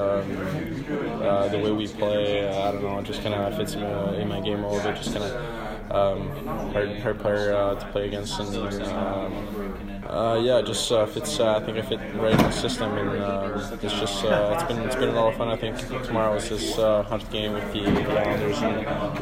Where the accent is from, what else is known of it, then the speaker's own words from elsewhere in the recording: Montreal, Quebec, Canada; now in United States; it's huge back home, and especially in Montreal